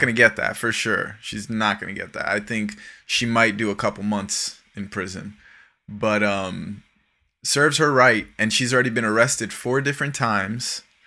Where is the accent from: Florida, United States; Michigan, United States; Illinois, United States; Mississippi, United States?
Florida, United States; South; living and growing up in South Florida